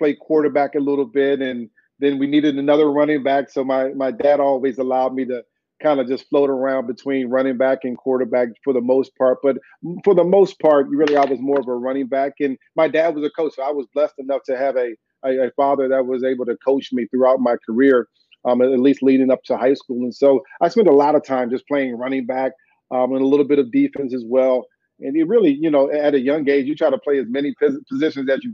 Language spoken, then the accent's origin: English; Fort Washington, Maryland, United States; I grew up in Fort Washington, Maryland, which is a suburb right outside of D.C.